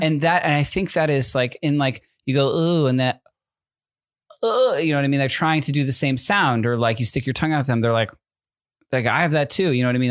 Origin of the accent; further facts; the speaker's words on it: East Coast, United States; now in Southern California, United States; I'm from the East Coast